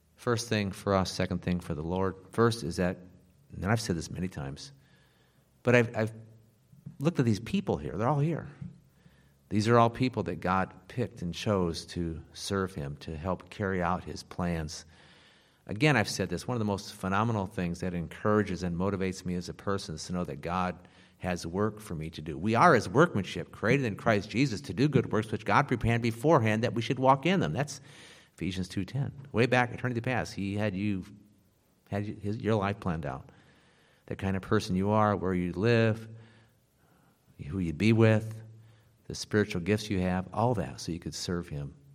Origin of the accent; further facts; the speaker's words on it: Carroll, Iowa, United States; now in Tampa, United States; my hometown of Carroll, Iowa